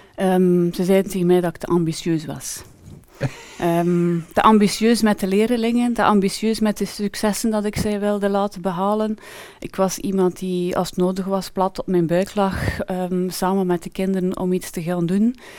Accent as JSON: {"language": "Dutch", "town": "Ypres", "region": "Flanders", "country": "Belgium", "tie": "born or raised there", "said": "ik heb altijd eh, gewoond, ben geboren en getogen in Yper"}